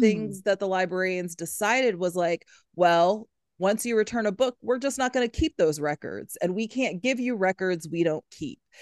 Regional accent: Huntsville, Alabama, United States; moved away as an adult; also born or lived in Louisiana / Syracuse; I grew up here in Huntsville

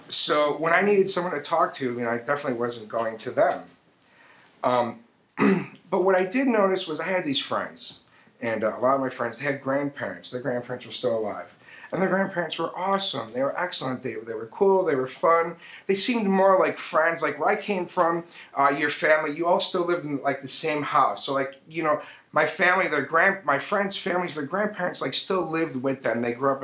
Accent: Chicago, Illinois, United States; I grew up in Chicago

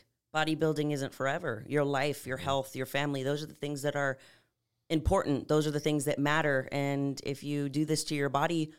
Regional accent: San Antonio, Texas, United States; moved away as an adult; So I'm originally from San Antonio. I lived there from birth till 18 and then knew I wanted to move out

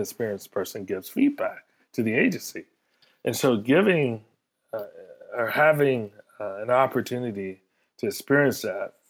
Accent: South Carolina, United States; moved away as an adult; also born or lived in New York City; I come from South Carolina

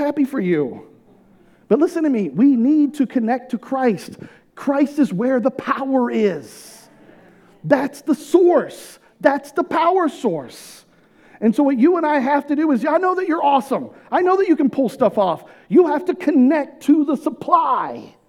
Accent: California, United States; moved away as an adult; also born or lived in Houston, Texas; I'm in my hometown. I'm surrounded by all my people, like, all my family, so many friends. I grew up in this town

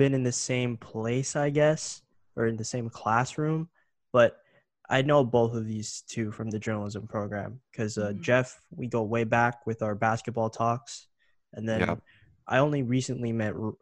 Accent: Brampton, Ontario, Canada; also born or lived in Mississauga, Canada; I grew up in Mississauga and Brampton, which is, you know, a multicultural hub.

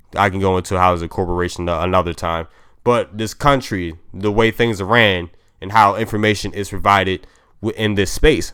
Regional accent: Maryland, United States; I'm from Maryland

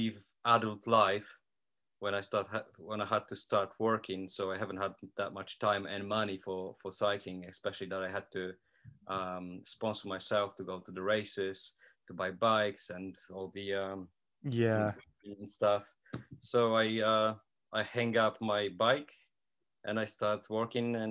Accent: Poland; English is a second language; moved away as an adult; also born or lived in Yeovil; now in Portsmouth, United Kingdom; I come from Poland. I live in the UK for 13 years now.

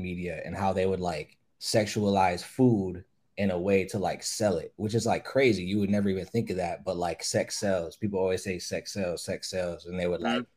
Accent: Buffalo, New York, United States; I grew up in Riverside

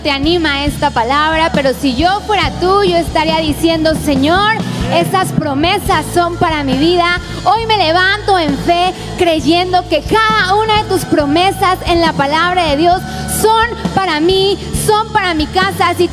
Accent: Spain; Soy española, sí es cierto.

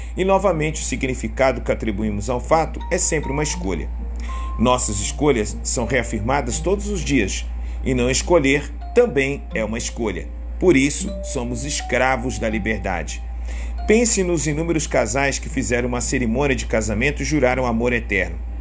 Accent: Rio de Janeiro, Brazil; Sou brasileiro, homem e cresci em, no Rio de Janeiro

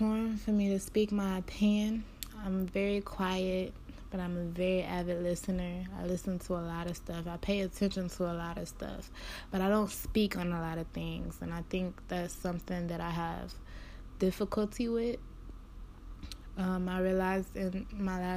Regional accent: Cleveland, Ohio, United States; I'm from Cleveland, Ohio

